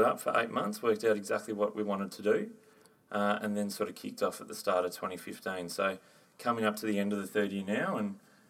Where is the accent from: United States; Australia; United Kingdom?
Australia; Melbourne, Victoria; I grew up in Hampton, which is right smack bang in the middle of Melbourne.